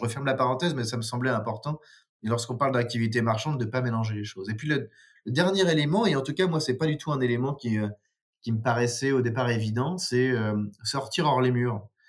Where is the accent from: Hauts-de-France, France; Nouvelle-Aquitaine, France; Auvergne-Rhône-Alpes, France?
Hauts-de-France, France; Nord; moved away as an adult; now in Dijon, France; je suis originaire du Nord, mais j'habite à, à Dijon depuis 15 ans maintenant